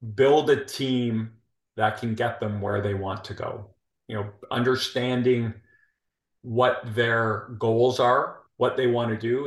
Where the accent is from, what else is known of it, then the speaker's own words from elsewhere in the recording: Toronto, Ontario, Canada; moved away as an adult; also born or lived in Calgary, Alberta, Canada; now in Houston, United States; I'm originally from Toronto.